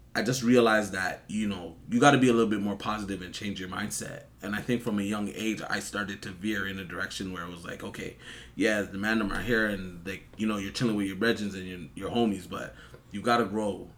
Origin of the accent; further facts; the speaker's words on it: Toronto, Ontario, Canada; I'm from Toronto. You already know, um, I grew up here